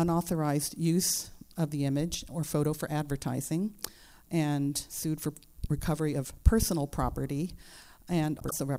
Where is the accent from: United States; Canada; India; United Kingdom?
United States; Berkeley, California; I'm from Berkeley, California.